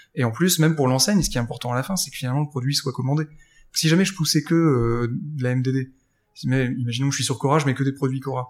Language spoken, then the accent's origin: French; Lille, Hauts-de-France, France; also born or lived in Paris / Australia; je suis lillois